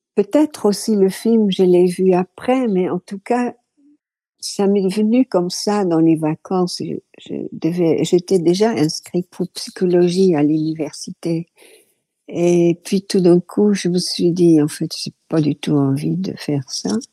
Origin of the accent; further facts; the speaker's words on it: Rotterdam, South Holland, Netherlands; French is a second language; moved away as an adult; also born or lived in France; Je suis née à Rotterdam euh, fin 1940